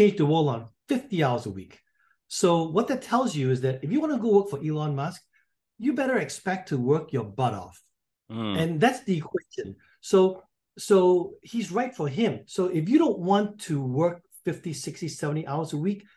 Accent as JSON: {"language": "English", "country": "Singapore", "accent": "pseudo British", "moved": "as an adult", "lives_now": "North Carolina, United States", "said": "I'm from Singapore"}